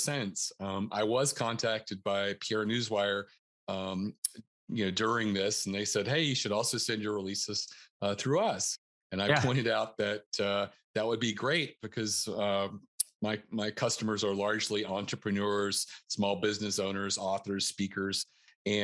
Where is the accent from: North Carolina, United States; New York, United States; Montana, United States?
North Carolina, United States; moved away as an adult; also born or lived in Northern Virginia; now in Baltimore County, Maryland, United States; I'm originally from North Carolina